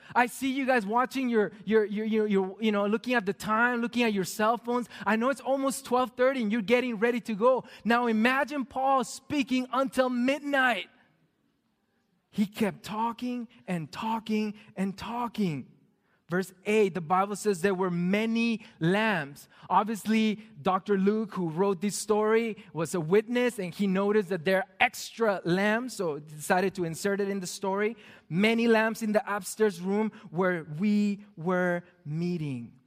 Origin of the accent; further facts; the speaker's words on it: Mexico; moved away; Growing up in Mexico as a pastor's kid, I was required to go to most of the church services